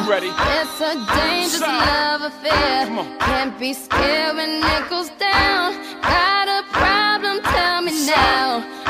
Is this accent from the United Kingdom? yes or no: yes; United Kingdom; I am British